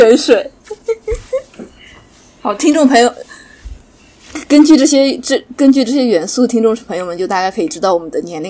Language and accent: Chinese; Shanghai, China; 就我们都是上海人